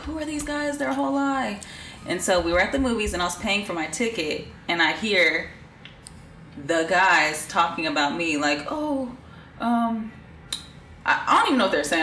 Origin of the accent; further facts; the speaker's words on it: Bay Area, California, United States; also born or lived in Florida; from the Bay Area.